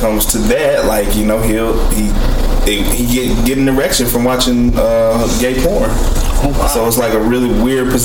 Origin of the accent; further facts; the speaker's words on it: United States; my fellow Americans